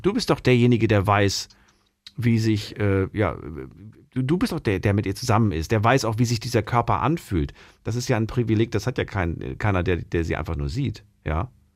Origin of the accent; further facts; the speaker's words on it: GDR, East Germany, Germany; Ich bin ja, ähm, äh, geboren in der DDR